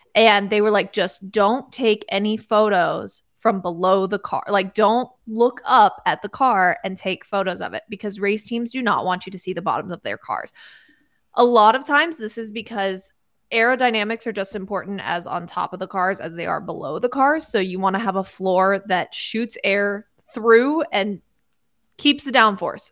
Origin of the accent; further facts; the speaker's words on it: United States; I am one of the geographically challenged Americans.